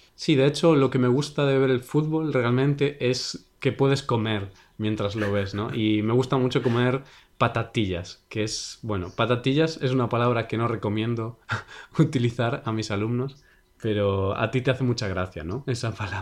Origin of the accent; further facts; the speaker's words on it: Vigo, Galicia, Spain; el equipo de mi ciudad